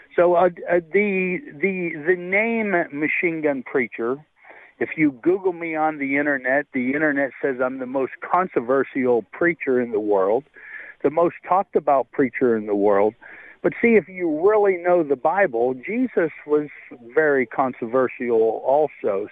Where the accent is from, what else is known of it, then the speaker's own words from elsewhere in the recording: North Dakota, United States; I was born in North Dakota.